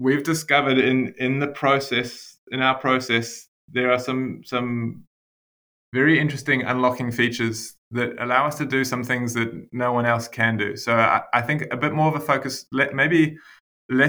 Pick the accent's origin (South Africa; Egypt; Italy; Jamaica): South Africa; now in Wellington, New Zealand; I was born in South Africa, so I was an import to New Zealand